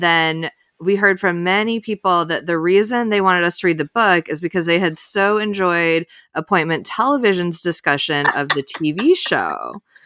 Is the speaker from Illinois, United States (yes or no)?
yes; Illinois, United States; moved away; I'm from Illinois. I pretty often go back to Chicago.